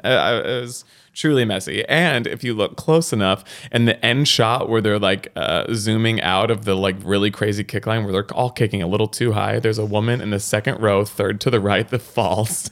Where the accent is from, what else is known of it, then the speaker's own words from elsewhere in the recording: Texas, United States; I came in being actually from Texas and had this level of authenticity as a Texan